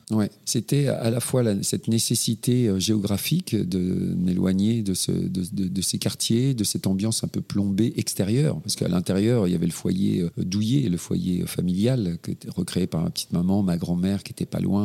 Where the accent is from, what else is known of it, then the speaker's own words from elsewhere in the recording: Normandy, France; moved away as an adult; je suis né en Normandie